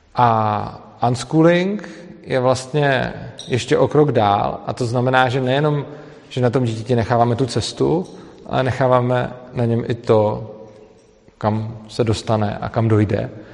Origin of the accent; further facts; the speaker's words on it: Plzeň, Plzeň Region, Czechia; moved away; do Plzně, i když vlastně po krátký. Je to moje rodné město